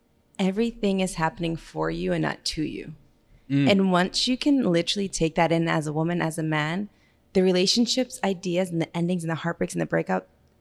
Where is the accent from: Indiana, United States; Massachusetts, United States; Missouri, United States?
Massachusetts, United States; Gardner; moved away as an adult; also born or lived in Florida / Miami / South Africa / New York; I'm a small town girl. I'm from Gardner, Massachusetts.